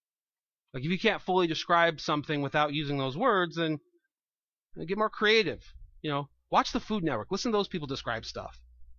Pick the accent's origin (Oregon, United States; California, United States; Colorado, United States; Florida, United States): California, United States; now in New York, United States; I don't know if it's just New York or something, upstate New York, because I come from California, and people swear there too, but here it's like a religion.